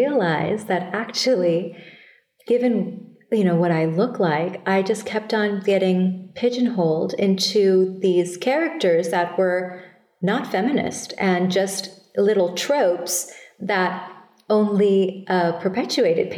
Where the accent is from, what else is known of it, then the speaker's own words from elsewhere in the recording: Thailand; moved away as an adult; also born or lived in Bangladesh; now in United States; I was born in Bangladesh and raised in Thailand